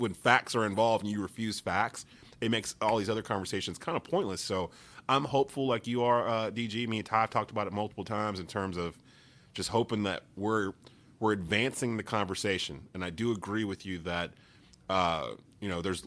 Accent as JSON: {"language": "English", "town": "Kernersville", "region": "North Carolina", "country": "United States", "tie": "born or raised there", "said": "I'm back in my hometown in Kernersville, North Carolina, where I was pretty much raised"}